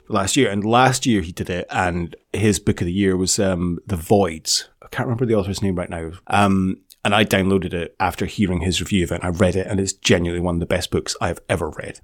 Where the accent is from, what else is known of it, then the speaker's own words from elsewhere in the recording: Scotland, United Kingdom; we're Scottish